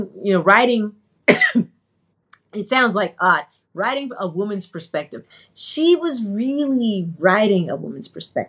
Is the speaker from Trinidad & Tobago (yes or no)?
yes; South, Trinidad & Tobago; Because, yeah, I'm Trinidadian South.